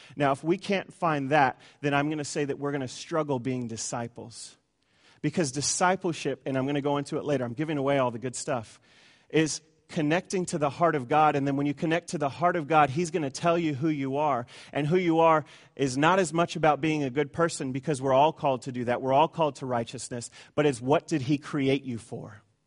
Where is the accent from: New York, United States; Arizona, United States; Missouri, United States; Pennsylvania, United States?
Arizona, United States; Tucson; I come from Tucson, Arizona